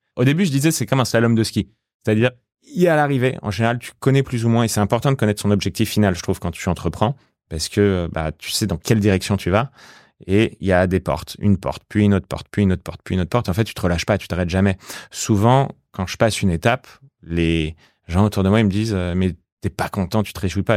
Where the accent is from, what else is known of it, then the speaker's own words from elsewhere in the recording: Paris, Île-de-France, France; j'ai grandi à Paris